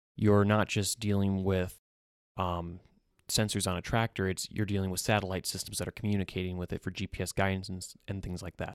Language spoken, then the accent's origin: English; central Minnesota, United States; moved away as an adult; also born or lived in North Dakota; I'm originally from central Minnesota. I grew up on a family farm there